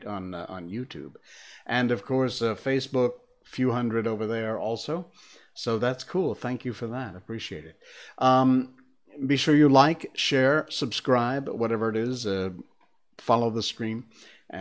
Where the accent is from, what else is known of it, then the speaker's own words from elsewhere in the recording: Connecticut, United States; moved away; we were born and bred in Connecticut, which is in the Northeast U.S.